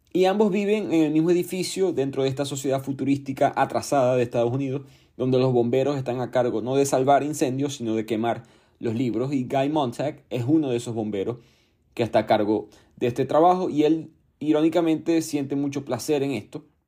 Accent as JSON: {"language": "Spanish", "country": "Venezuela", "said": "mi país, Venezuela"}